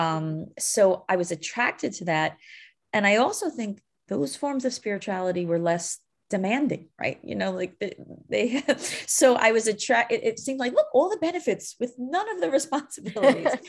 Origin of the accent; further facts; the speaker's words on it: New York, United States; I'm born and raised in New York